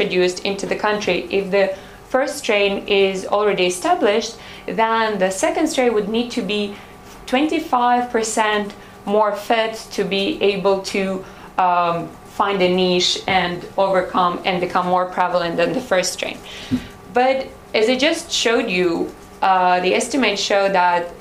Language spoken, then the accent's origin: English; Odesa, Odesa Oblast, Ukraine; I'm from Odessa